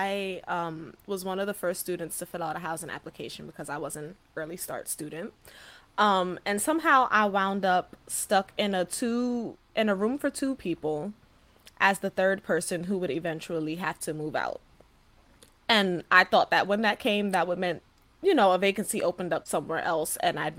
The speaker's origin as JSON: {"language": "English", "town": "New York City", "region": "New York", "country": "United States", "tie": "born or raised there", "moved": "as an adult", "lives_now": "Jersey City, United States", "said": "I'm from the Bronx, born and raised, and remained for 23 years. Finally moved. I'm in Jersey City now"}